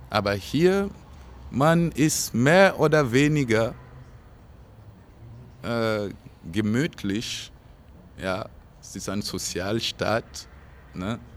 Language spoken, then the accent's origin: German; Burkina Faso; Nee, also meine Heimat wird immer Burkina sein. Immer.